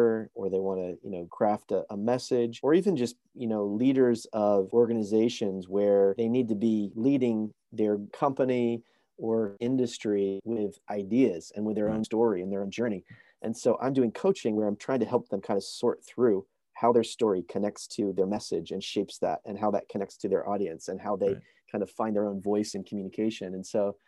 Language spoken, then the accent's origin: English; United States; born or raised there; moved away as an adult; now in Vancouver, Canada